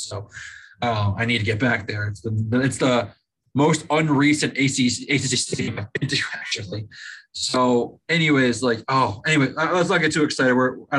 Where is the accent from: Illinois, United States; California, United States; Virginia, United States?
Virginia, United States; Salem; moved away; playing in the Stag Bowl every year in my hometown.